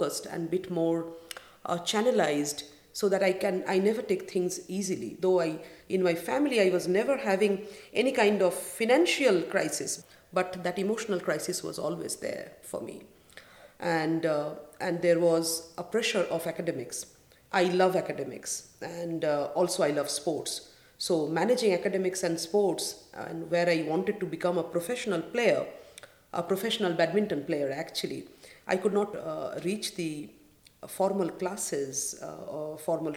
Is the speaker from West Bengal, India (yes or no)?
yes; Kolkata, West Bengal, India; moved away as an adult; now in United Arab Emirates; I was born in Calcutta